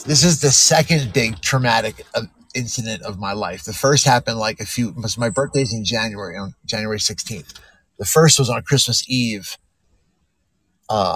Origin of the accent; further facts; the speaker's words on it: South New Jersey, United States; I was born in South New Jersey